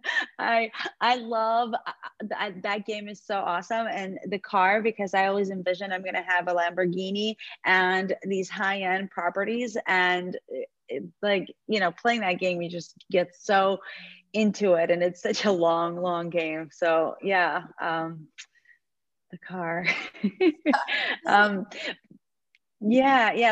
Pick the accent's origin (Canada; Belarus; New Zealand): Belarus; also born or lived in New York; now in Florida, United States; my ex husband is from um, Belarus, like myself